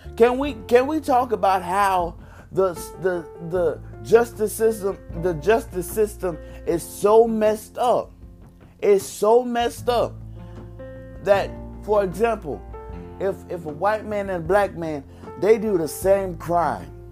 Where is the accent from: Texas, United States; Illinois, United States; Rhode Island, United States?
Texas, United States; I'm from Texas